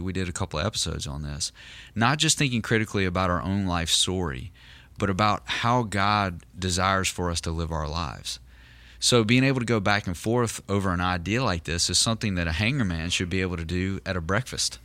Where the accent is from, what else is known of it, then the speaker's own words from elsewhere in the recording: Southern United States, United States; in our context in the South, you know, in, in the Southern United States